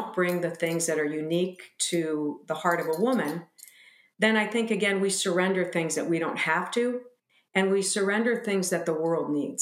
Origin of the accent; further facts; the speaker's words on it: United States; we American women